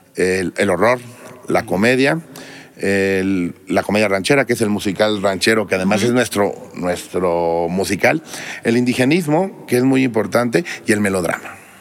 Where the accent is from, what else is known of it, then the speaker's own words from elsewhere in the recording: Mexico; soy mexicano y me dedico a la industria